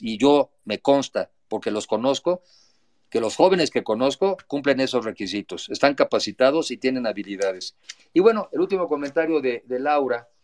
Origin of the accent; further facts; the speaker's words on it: Mexico; antes que nada soy mexicano